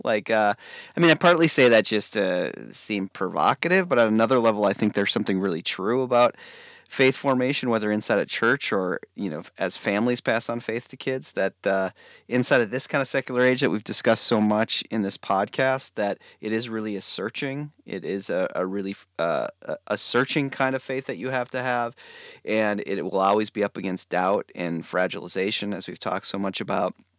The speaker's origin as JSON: {"language": "English", "country": "United States", "said": "as an American Protestant"}